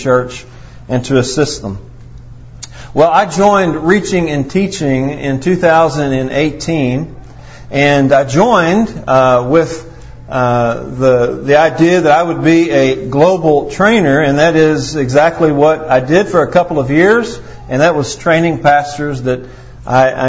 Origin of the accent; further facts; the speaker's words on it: Potosi, Missouri, United States; I am a scoundrel from Potosi, and that's where I was born